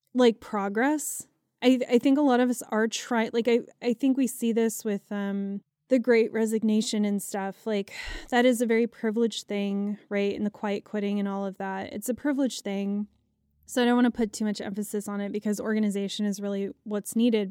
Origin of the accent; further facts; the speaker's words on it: United States; as an American